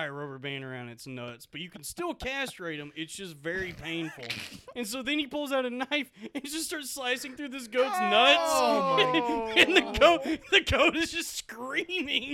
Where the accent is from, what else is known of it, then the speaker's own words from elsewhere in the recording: the South, United States; growing up in the South